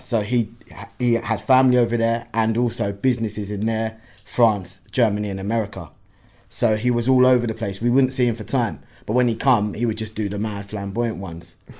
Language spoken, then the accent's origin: English; London, United Kingdom; initially, Hackney